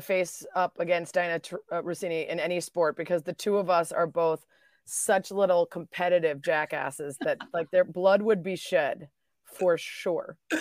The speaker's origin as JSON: {"language": "English", "area": "next to Highland Park", "region": "Illinois", "country": "United States", "tie": "born or raised there", "said": "Highland Park, which is right next to where I grew up"}